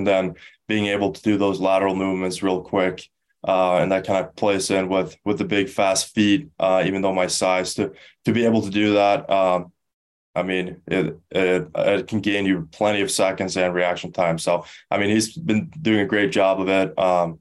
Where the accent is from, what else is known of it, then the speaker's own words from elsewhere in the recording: Stockholm, Stockholm County, Sweden; also born or lived in Skellefteå; now in United States; I'm from Stockholm